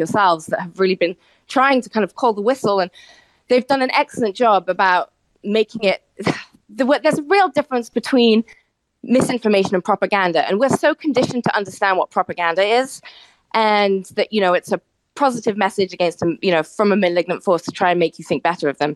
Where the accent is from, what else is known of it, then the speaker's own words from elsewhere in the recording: United Kingdom; moved away as an adult; now in New York, United States; I'm obviously British, but I've lived in New York for 20 years